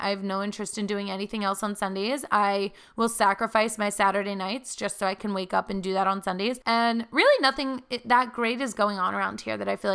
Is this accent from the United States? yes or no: yes; Philadelphia, Pennsylvania, United States; moved away; flying to home to Philly